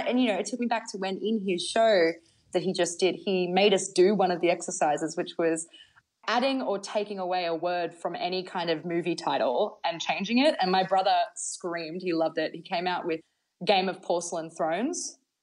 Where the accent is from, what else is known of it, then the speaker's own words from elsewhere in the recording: Bathurst, New South Wales, Australia; I'm from Bathurst, New South Wales